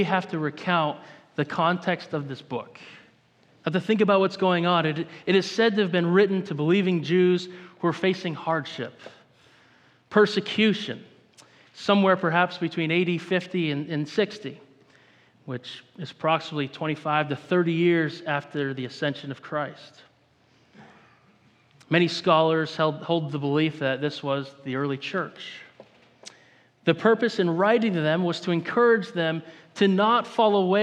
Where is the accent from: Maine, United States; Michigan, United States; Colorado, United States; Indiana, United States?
Maine, United States; I'm from Maine. I grew up in the woods.